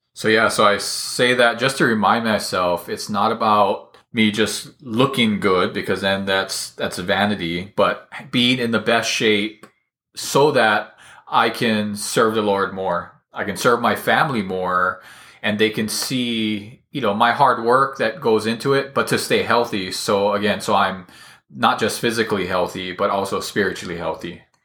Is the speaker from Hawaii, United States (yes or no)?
yes; Hawaii, United States; I was kind of always the smallest kid around, uh, growing up in Hawaii.